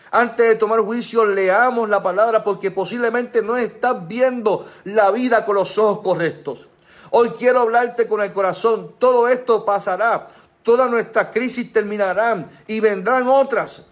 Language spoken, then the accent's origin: Spanish; Puerto Rico; como pueblo puertorriqueño